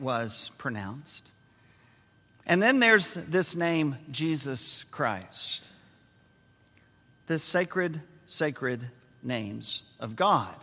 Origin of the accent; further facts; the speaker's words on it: San Antonio, Texas, United States; San Antonio, Texas, our my hometown